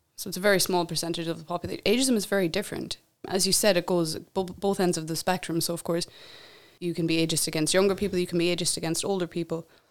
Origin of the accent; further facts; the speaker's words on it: Ireland; moved away as an adult; I'm from Ireland